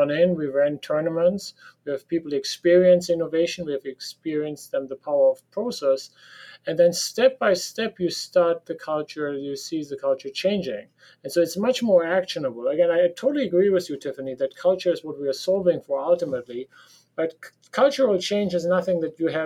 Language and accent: English; Germany; accent: German; English is a second language; So you can hear from my accent that I sound like a German because I am a German.